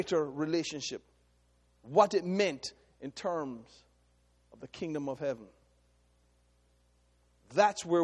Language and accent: English; Jamaica; I am ethnically Jamaican.